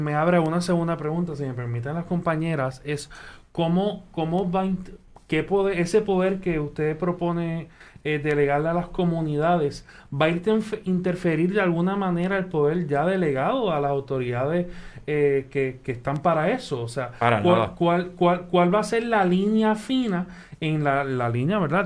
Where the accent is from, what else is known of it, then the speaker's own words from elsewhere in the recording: Puerto Rico; como puertorriqueños y puertorriqueñas